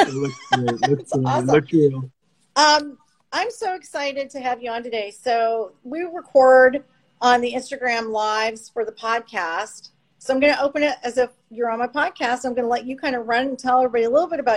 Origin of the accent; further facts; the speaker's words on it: London, Ontario, Canada; now in Florida, United States; I'm originally from Canada. I lived outside of Toronto in London